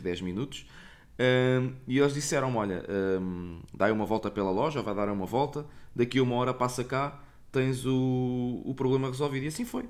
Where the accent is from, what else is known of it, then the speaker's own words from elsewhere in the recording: Portugal; não sou de cá, sou português